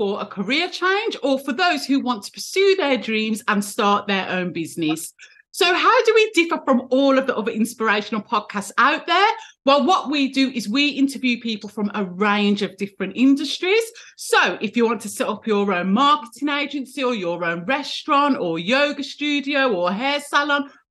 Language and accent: English; Birmingham, West Midlands, United Kingdom; Birmingham in the UK, my hometown